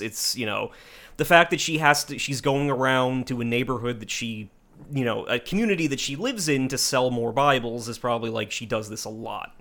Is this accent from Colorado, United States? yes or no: no; New Jersey, United States; we're from Jersey